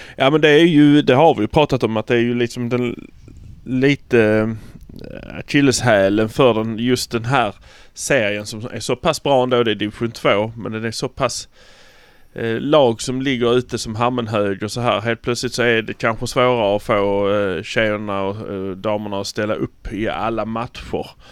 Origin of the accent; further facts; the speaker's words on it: Malmö, Skåne, Sweden; vi är från Malmö